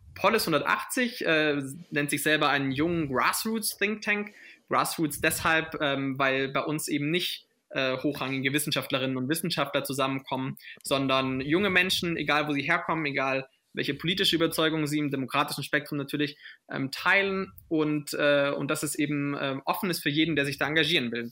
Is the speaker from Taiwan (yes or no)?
no; Swabia, Germany; also born or lived in Paris, France / Berlin, Germany; Natürlich komme ich auch aus Deutschland und komme ich auch aus Schwaben